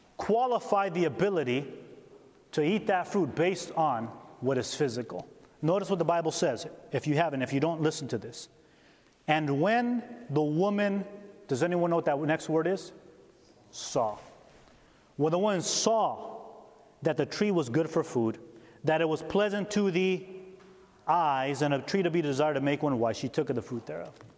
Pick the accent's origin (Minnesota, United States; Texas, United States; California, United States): California, United States; also born or lived in Upper Peninsula, Michigan; now in Upper Peninsula of Michigan, United States; I'm from California